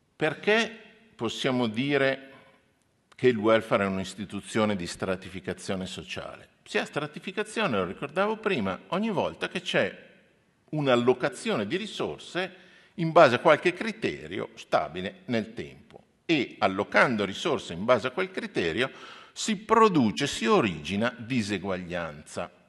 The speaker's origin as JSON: {"language": "Italian", "town": "Milan", "region": "Lombardy", "country": "Italy", "moved": "as an adult", "lives_now": "Trento, Italy", "said": "io sono di Milano, ci tengo le mie radici eh, milanesi, però ho studiato e lavoro a Trento"}